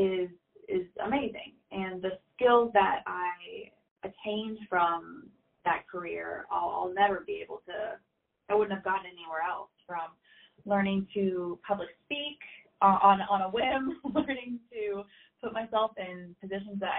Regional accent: Arkansas, United States; I was from Arkansas

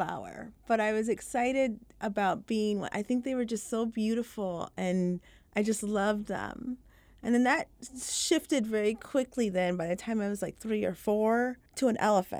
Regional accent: Michigan, United States; also born or lived in Florida / England; I was actually born in Florida and then raised for briefly about 5 years in England. But then eventually we settled in the Upper Peninsula of Michigan, in a very small town

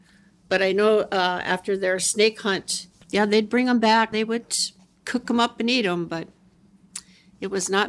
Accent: Flasher, North Dakota, United States; I grew up in Flasher.

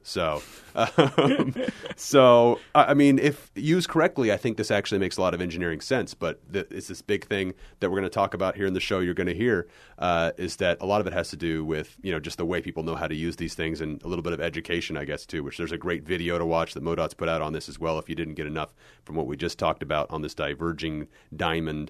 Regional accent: Kansas City, United States; I grew up in the Kansas City area

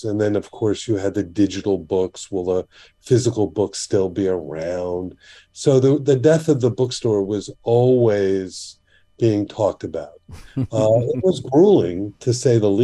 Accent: Miami Beach, Florida, United States; I grew up on Miami Beach

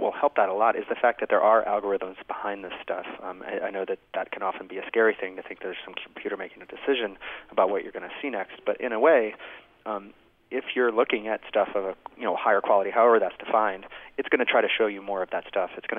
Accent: United States; I'm an American

